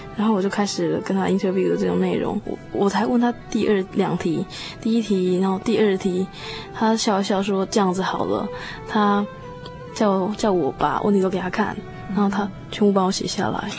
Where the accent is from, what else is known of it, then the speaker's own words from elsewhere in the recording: Taiwan; now in Auckland, New Zealand; 以前呢，在台湾 从，虽然从小信主